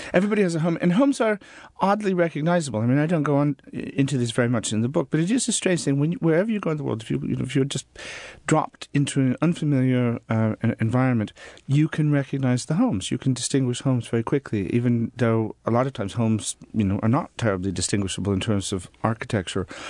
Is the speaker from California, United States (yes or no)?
no; Des Moines, Iowa, United States; also born or lived in Norfolk, England; now in England; I grew up in Des Moines, Iowa